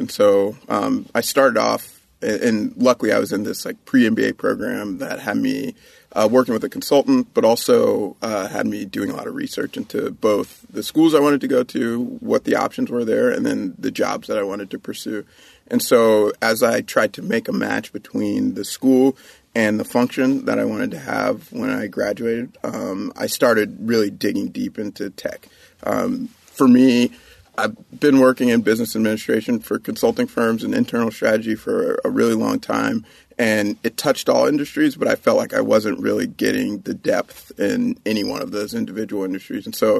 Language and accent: English; Virginia, United States; born there; So I was born in Virginia. My dad was in the Air Force. We moved around a little bit.